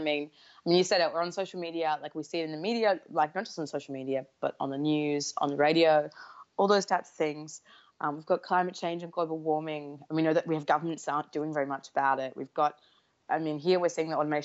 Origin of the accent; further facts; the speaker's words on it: Perth, Western Australia, Australia; I'm from Perth, Western Australia